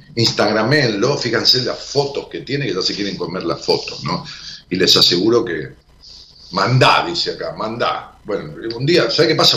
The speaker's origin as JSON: {"language": "Spanish", "town": "Ramos Mejía", "region": "Buenos Aires Province", "country": "Argentina", "tie": "born or raised there", "moved": "yes", "said": "mi pueblo natal, a Ramos Mejía"}